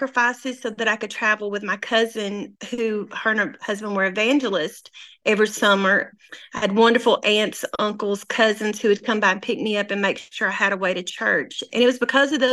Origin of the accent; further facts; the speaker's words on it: North Mississippi, United States; also born or lived in North Little Rock, Arkansas; now in Harrison, United States; I was born and raised in North Mississippi